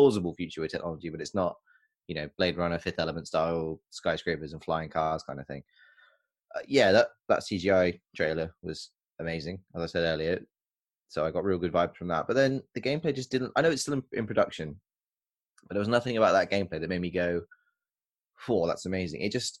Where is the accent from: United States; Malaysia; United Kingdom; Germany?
United Kingdom; I'm British